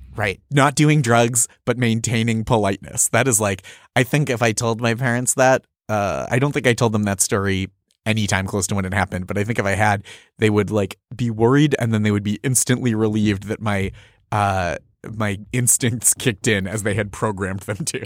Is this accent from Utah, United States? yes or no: no; just outside Boston, Massachusetts, United States; I grew up just outside Boston